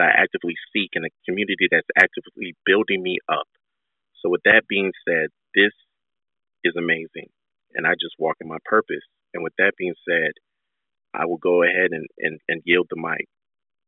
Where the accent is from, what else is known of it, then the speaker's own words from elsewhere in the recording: Nigeria; I'm Nigerian